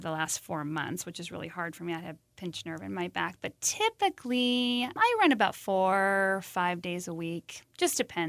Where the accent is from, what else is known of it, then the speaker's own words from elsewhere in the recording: Spokane, Washington, United States; I grew up in Spokane, Washington, in Washington State, and my parents were big runners when I was growing up.